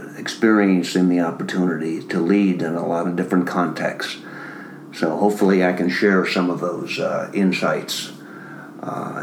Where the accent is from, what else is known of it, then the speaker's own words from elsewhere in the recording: Minnesota, United States; moved away as an adult; I grew up in Minnesota in a family of six children